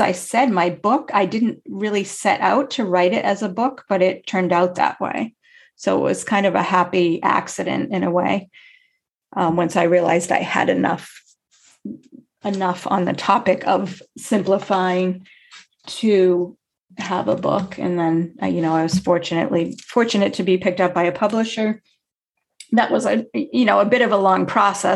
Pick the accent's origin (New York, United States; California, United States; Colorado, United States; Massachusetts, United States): Massachusetts, United States; I grew up in Massachusetts